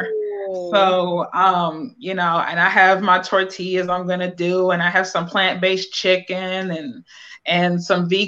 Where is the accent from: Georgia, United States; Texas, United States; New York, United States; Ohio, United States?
Ohio, United States; Akron; moved away as an adult; now in North Carolina, United States; I am from Akron, Ohio, born and raised